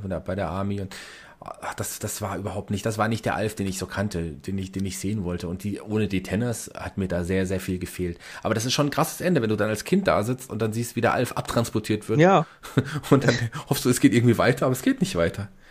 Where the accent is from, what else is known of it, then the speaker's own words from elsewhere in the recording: Germany; bei uns in Deutschland